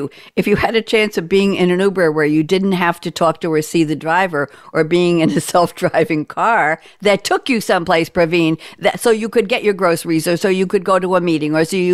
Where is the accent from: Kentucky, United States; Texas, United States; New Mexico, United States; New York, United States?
New York, United States; I'm from New York